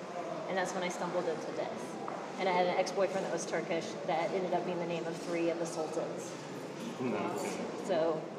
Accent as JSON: {"language": "English", "region": "Texas", "country": "United States", "tie": "born or raised there", "said": "I'm from Texas, and my high school was very eclectic."}